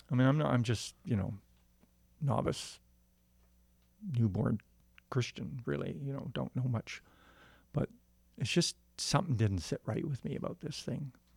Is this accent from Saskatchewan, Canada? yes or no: no; Windsor, Ontario, Canada; I was born in Ontario, Windsor